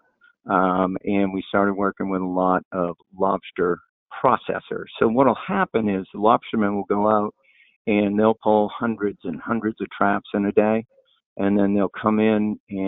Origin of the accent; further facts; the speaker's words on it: Maine, United States; I am from Maine, so my accent may get in the way as we talk.